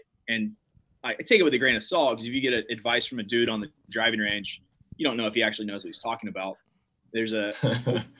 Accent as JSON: {"language": "English", "town": "Myrtle Beach", "region": "South Carolina", "country": "United States", "tie": "born or raised there", "said": "I grew up in Myrtle Beach, and I mean, most people in the golf world know of Myrtle Beach, South Carolina."}